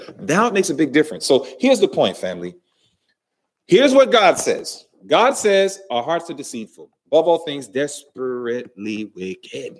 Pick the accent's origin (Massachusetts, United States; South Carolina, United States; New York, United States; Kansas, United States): New York, United States; New York City; growing up in New York City, watching that train go